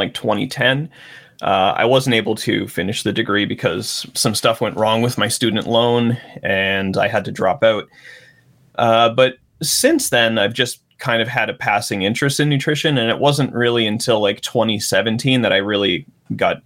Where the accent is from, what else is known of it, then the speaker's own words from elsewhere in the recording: Winnipeg, Manitoba, Canada; I'm from Winnipeg, Manitoba.